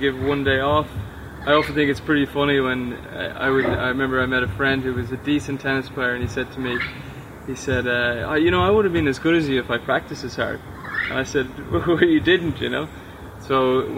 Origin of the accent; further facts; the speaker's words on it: Dublin, Leinster, Ireland; moved away as an adult; also born or lived in Louisiana, United States; now in Necker Island, British Virgin Islands; I'm from Ireland, from Dublin, Ireland. Was a good junior there